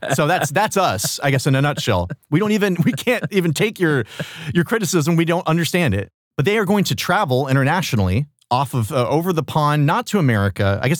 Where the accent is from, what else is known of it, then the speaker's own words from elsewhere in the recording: United States; I have felt targeted as an American